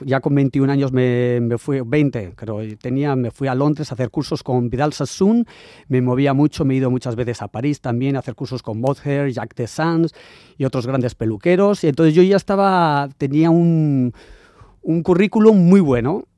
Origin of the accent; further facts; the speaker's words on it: San Sebastián, Basque Country, Spain; moved away as an adult; also born or lived in Sydney, Australia / London; yo que vengo aquí de San Sebastián